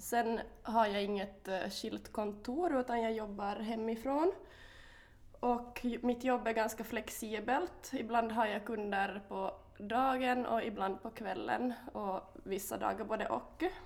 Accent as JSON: {"language": "Swedish", "town": "Korsholm", "region": "Ostrobothnia", "country": "Finland", "also_born_or_lived": "Vaasa", "said": "jag kommer från eh, Korsholm, mm. eller Vasa, mm. mm. bor i Vasa för tillfället."}